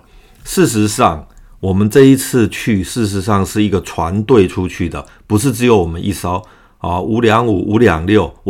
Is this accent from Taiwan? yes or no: yes; Taiwan; 而今天我即将离开台湾，这也是我这一生中第一次离开台湾本岛